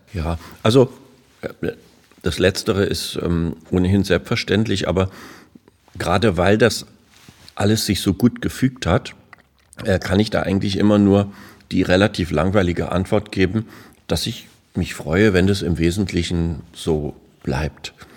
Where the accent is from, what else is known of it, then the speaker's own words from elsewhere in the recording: Berlin, Germany; als Berliner Ferienkind